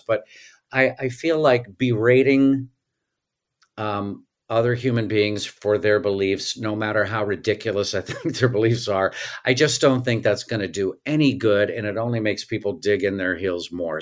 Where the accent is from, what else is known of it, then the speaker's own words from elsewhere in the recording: Tulsa, Oklahoma, United States; also born or lived in New York; now in Los Angeles, United States; I grew up in Tulsa, Oklahoma